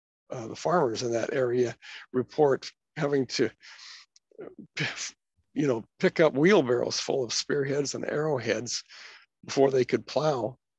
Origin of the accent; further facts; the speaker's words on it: Anaheim, California, United States; also born or lived in Oceanside; I was born in Oceanside, which was actually Camp Pendleton, California. My father was a Marine, and I was 10 months in the womb.